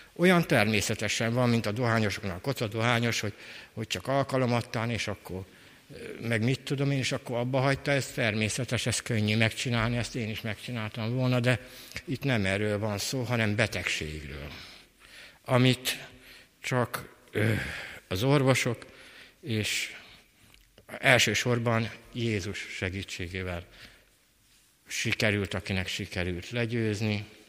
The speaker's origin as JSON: {"language": "Hungarian", "town": "Kecskemét", "region": "Bács-Kiskun", "country": "Hungary", "tie": "born or raised there", "said": "1956-ban születtem Kecskeméten"}